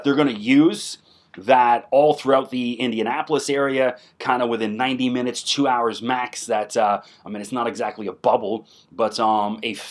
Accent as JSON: {"language": "English", "town": "Toronto", "region": "Ontario", "country": "Canada", "tie": "born or raised there", "said": "One of my best friends, I grew up with in Toronto"}